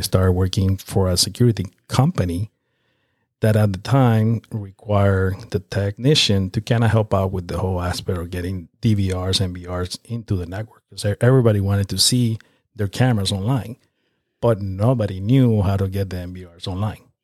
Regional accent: Nicaragua; now in North Carolina, United States; I'm from Nicaragua, which is located in Central America

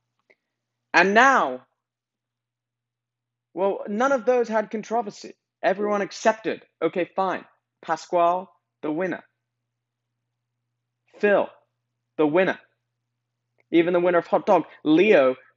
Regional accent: England, United Kingdom; I'm from England

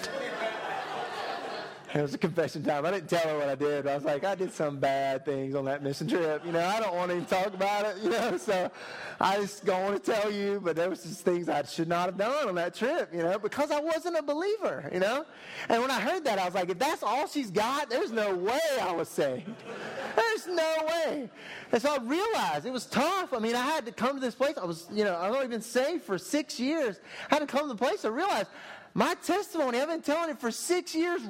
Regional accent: Thomasville, North Carolina, United States; growing up in Thomasville on the other side of the state

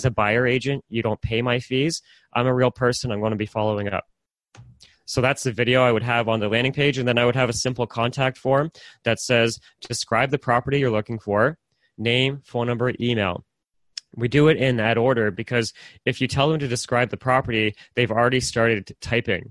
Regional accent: Oshawa, Ontario, Canada; I'm from Oshawa

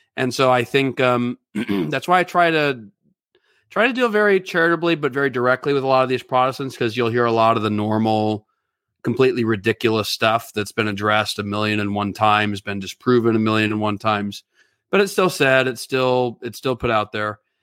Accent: California, United States; I'm especially from California

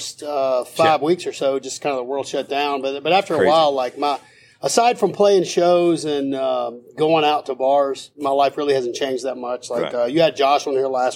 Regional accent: Greensboro, North Carolina, United States; moved away as an adult; now in Nashville, United States; I'm from North Carolina, Greensboro, North Carolina

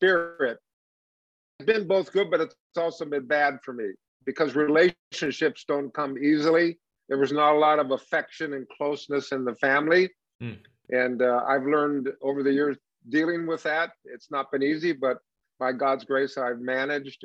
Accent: Palm Springs, California, United States; also born or lived in Los Angeles, California; Maybe six or seven, we moved out to Palm Springs

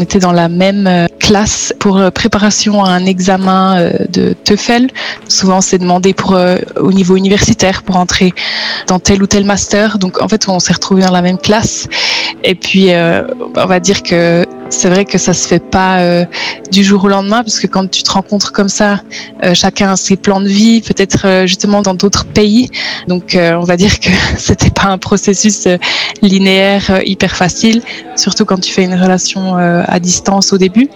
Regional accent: Switzerland; also born or lived in Netherlands; je suis suisse

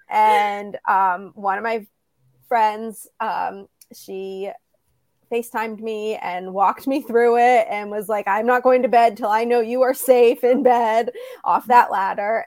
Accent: Midwest, United States; moved away as an adult; also born or lived in Florida; I'm from the Midwest

